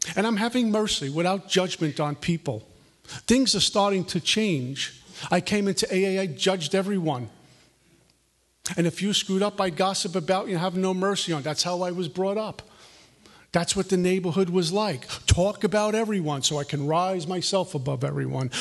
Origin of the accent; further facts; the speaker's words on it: New York City, New York, United States; I grew up in Brooklyn, New York, the capital of materialism